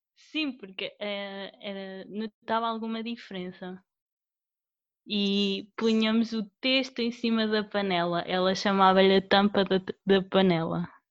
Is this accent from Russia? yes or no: no; Condeixa-a-Nova, Centro, Portugal; accent: central Portuguese; also born or lived in Coimbra / Aveiro; Aprendi há pouco tempo que tenho sotaque